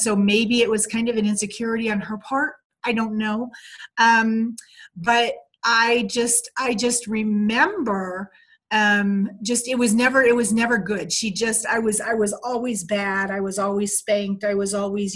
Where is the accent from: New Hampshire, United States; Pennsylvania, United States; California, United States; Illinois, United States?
Pennsylvania, United States; Pocono area, northeastern; I was born in Pennsylvania, northeastern Pennsylvania. It was considered the Pocono area of Pennsylvania. And I was born in 1964, so I'm 54. And I grew up in kind of this really small town.